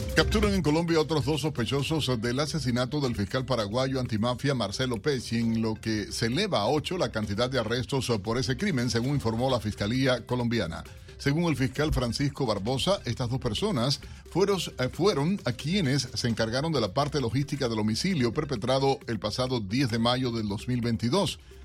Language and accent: Spanish; Cuba; como cubano que soy